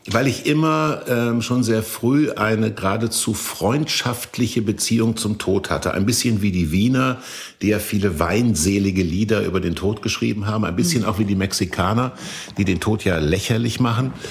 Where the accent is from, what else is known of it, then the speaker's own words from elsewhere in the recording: Kassel, Hesse, Germany; da, wo ich aufgewachsen bin, in Kassel